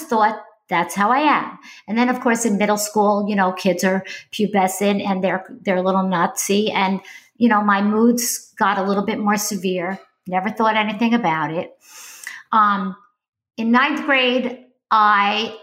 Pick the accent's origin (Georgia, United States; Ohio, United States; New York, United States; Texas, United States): New York, United States; upstate; moved away as an adult; also born or lived in Bronx, New York; I lived in New York State my entire life. I didn't live in the city. I lived upstate, but I was born in the Bronx, in case you hear that in my voice